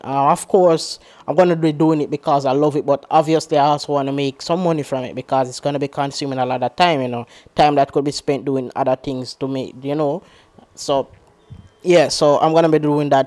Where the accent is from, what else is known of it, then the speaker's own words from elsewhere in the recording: Jamaica; I'm from Jamaica